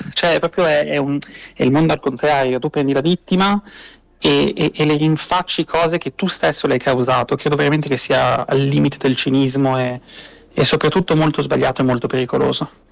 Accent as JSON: {"language": "Italian", "town": "Milan", "region": "Lombardy", "country": "Italy", "tie": "born or raised there", "moved": "as an adult", "lives_now": "Israel", "said": "Sono nato a Milano"}